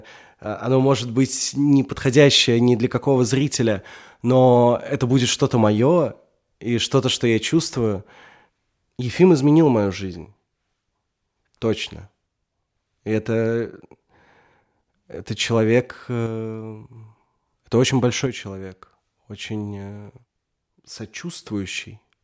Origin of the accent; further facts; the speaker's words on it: Russia; я русский